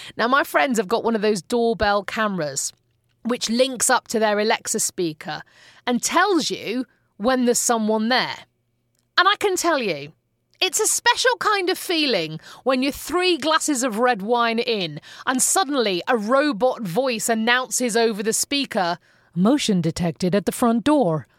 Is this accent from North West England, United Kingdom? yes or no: yes; Manchester, North West England, United Kingdom